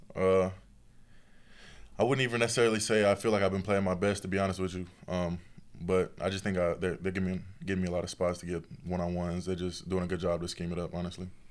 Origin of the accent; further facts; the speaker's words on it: Tennessee, United States; being from Tennessee